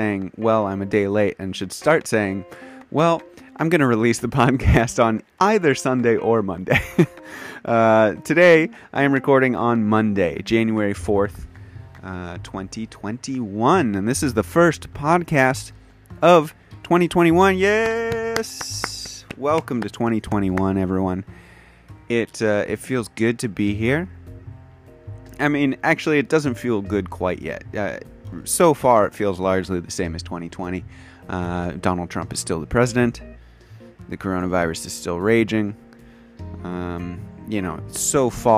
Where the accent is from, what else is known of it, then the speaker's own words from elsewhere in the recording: United States; moved away as an adult; now in Kyoto, Japan; I am an English teacher from the United States of America, living and working in Kyoto, Japan